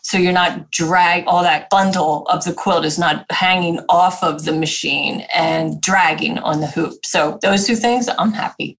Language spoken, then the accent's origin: English; New Jersey, United States; moved away; also born or lived in Pennsylvania; I'm a Jersey girl